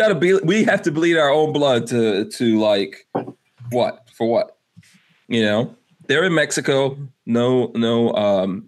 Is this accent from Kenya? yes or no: no; Guyana; now in United States; I'm an immigrant, you know. I was born in Guyana, third world country